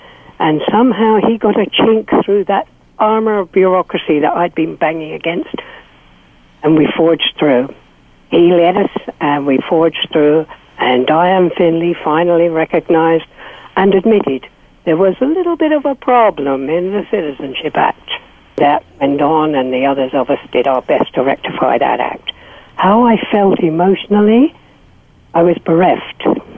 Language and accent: English; Canada; I was a lost and very angry soul because I'm Canadian, sir.